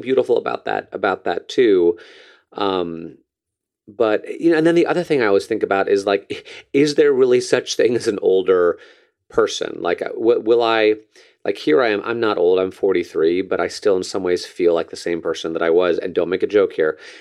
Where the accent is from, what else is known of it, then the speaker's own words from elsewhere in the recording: New Canaan, Connecticut, United States; moved away; my hometown newspaper in New Canaan, Connecticut